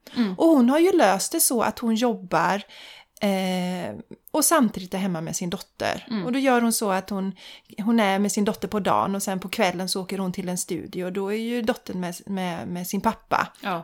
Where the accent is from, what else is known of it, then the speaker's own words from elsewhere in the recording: Sweden; jag och min svägerska, vi var de enda från Sverige